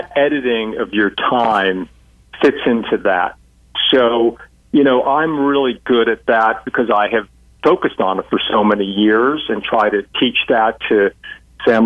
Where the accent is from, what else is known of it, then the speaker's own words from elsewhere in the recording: United States; I was born in the U.S., but I also have an Irish passport